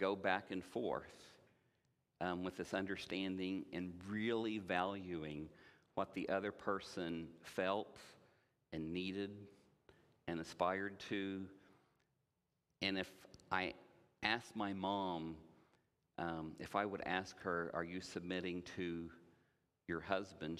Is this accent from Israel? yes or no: no; Indiana, United States; I grew up in Indiana